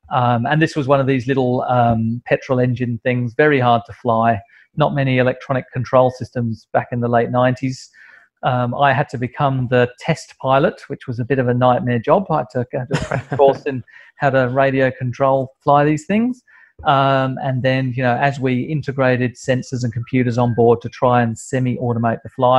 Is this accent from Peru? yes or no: no; United Kingdom; moved away as an adult; now in Australia; And then I moved from the UK, as you can probably tell by my accent. I moved from the UK to Australia in 1995 and started work at CSIRO.